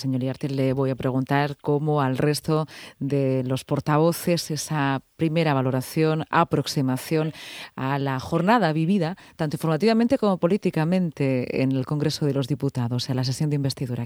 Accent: Region of Murcia, Spain; somos españoles, somos murcianos, somos europeos

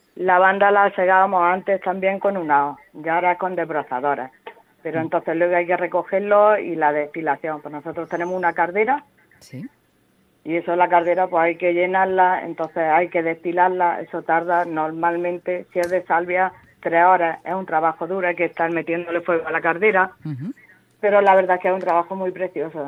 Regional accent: Sáez, Region of Murcia, Spain; yo realmente soy de Saez, que están las famosas cuevas de Saez

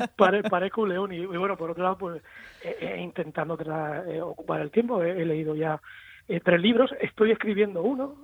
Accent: Spain; en mi país, en nuestro país

